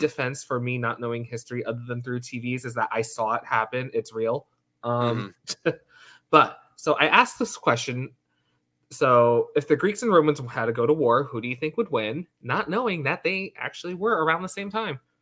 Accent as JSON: {"language": "English", "country": "United States", "said": "we're American"}